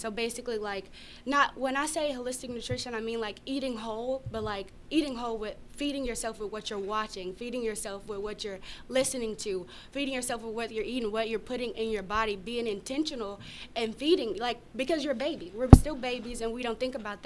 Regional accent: Grady, Arkansas, United States; I'm from Grady, Arkansas

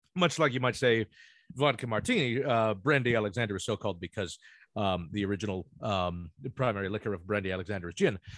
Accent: Ocean Township, New Jersey, United States; moved away; I grew up in Ocean Township, but that is right next to the township over there.

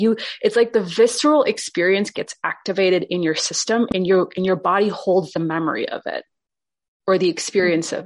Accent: India; I was born in India

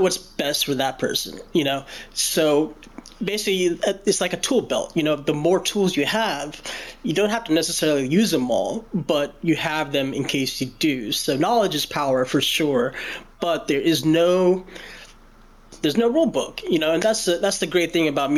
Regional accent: Louisville, Kentucky, United States; I was born in Louisville, Kentucky, and it's where I reside now

